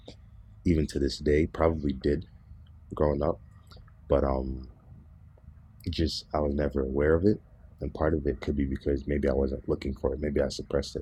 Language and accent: English; Berrien Springs, Michigan, United States; I grew up in Southwest Michigan, as you know, and growing up here in Southwest Michigan in Barron Springs